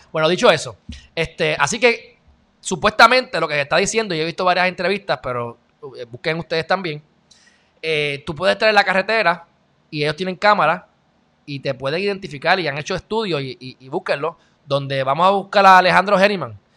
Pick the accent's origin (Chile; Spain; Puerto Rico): Puerto Rico; yo soy más puertorriqueño que los puertorriqueños